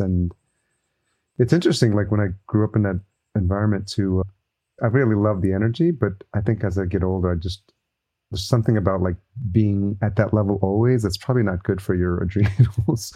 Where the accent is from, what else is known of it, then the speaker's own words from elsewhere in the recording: New York City, New York, United States; moved away; I'm a New Yorker at heart. It'll always be in my blood.